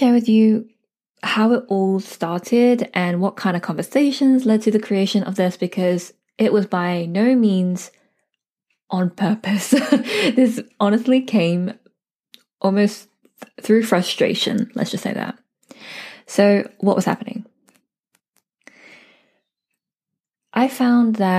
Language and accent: English; United Kingdom; I'm a British-born Chinese girl